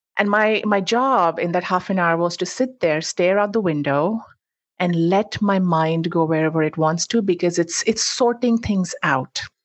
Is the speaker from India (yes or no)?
yes; India; moved away as an adult; now in United States; I'm actually originally from India. That's where I grew up, and I moved to the U S for grad school, decided to stay on.